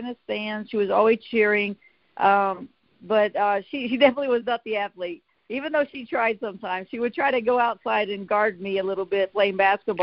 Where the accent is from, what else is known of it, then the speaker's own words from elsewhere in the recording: southern West Virginia, United States; I am truly the coal miner's daughter from a very small town of about 500 people in southern West Virginia, a coal mining town.